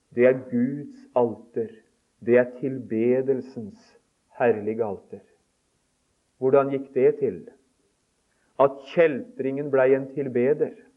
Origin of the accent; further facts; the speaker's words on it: Telemark, Norway; moved away; hjemme i Telemark